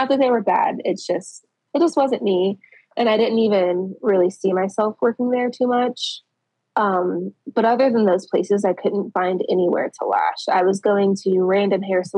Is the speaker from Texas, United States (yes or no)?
no; Colorado Springs, Colorado, United States; moved away as an adult; now in Indiana, United States; I'm originally from Colorado Springs